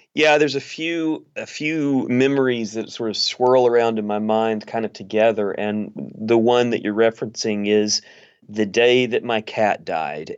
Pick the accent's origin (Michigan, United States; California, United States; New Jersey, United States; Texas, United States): Texas, United States; East; I grew up in East Texas